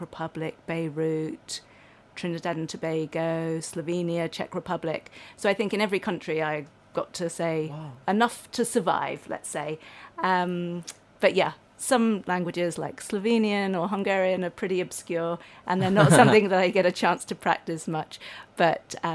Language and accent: English; London, United Kingdom; moved away as an adult; also born or lived in Sussex / Paris / Bologna / Japan; I was born in London. And yeah, I grew up there till I was 18, then went off to uni